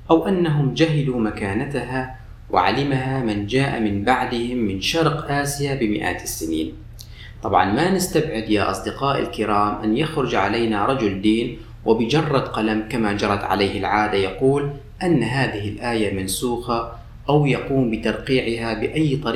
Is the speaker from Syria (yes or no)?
yes; Syria; ونفس الشيء عندنا بسوريا الفول والحمص يوم الجمعة على الفطور